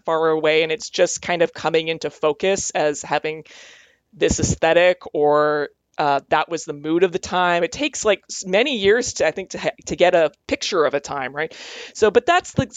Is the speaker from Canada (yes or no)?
yes; Calgary, Alberta, Canada; I grew up in Calgary, Alberta.